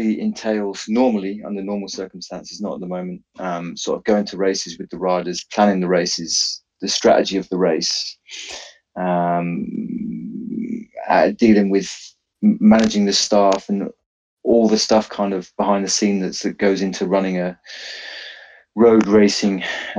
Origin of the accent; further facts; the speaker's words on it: Penzance, South West England, United Kingdom; I'm from Penzance in Cornwall